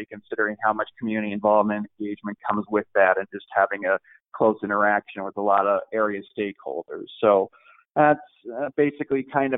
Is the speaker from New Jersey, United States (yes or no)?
no; California, United States; also born or lived in Midwest, United States; now in Klamath Falls, United States; I am from Southern California. I'm from the Midwest, and I'm from Klamath, so I'm kind of a child of three areas.